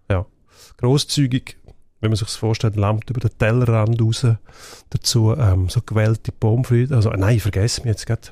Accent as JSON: {"language": "German", "region": "Graubünden", "country": "Switzerland", "tie": "born or raised there", "said": "in meiner Heimat, also Kanton Graubünden"}